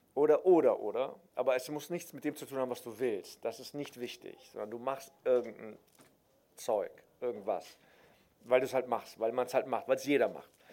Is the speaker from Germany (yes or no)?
yes; Cologne, North Rhine-Westphalia, Germany; also born or lived in Berlin; wenn du halt in, in Köln-Nippes geboren wirst